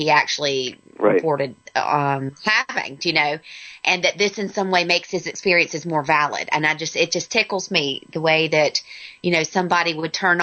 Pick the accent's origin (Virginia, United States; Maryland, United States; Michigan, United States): Virginia, United States; we're both from Virginia.